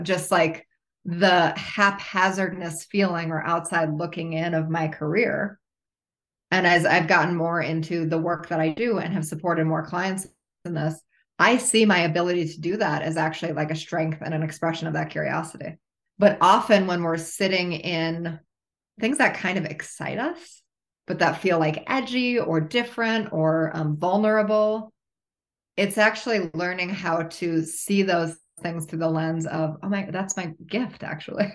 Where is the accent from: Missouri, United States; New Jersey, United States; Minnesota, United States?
Minnesota, United States; Minneapolis area, Midwest; I grew up in the Midwest. I definitely have Midwest roots.